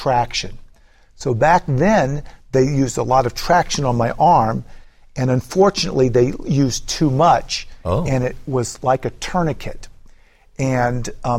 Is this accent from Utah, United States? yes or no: no; East Tennessee, United States; also born or lived in Florida; I was born in East Tennessee, so okay. I've always been from this area